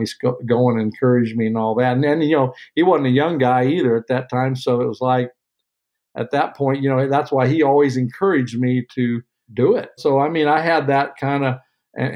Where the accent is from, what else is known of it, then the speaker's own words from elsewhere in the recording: Sheraton, Iowa, United States; I'm from Iowa, Southern Iowa. Sheraton, Iowa is where I grew up.